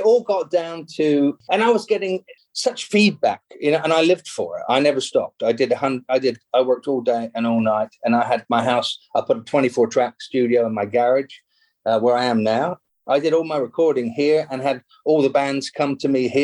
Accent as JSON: {"language": "English", "region": "England", "country": "United Kingdom", "moved": "as an adult", "lives_now": "Los Angeles, United States", "said": "being an English songwriter"}